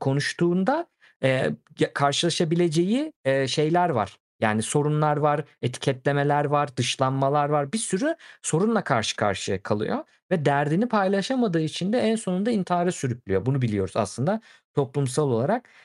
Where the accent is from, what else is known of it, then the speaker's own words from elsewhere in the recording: Turkey; ben de Türk'üm